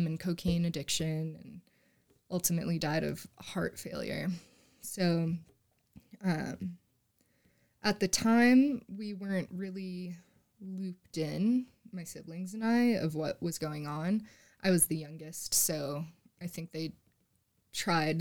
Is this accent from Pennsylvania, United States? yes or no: yes; Scranton, Pennsylvania, United States; moved away as an adult; also born or lived in Fort Collins, Colorado; now in Denver, United States; I grew up in Pennsylvania, a little suburb outside of Scranton